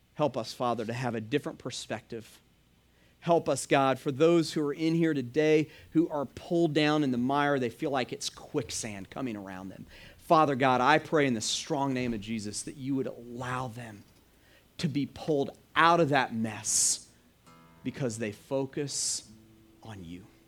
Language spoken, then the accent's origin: English; Stone Mountain, Georgia, United States; now in Hilton Head, United States; I grew up in Atlanta. I actually grew up in, uh, Stone Mountain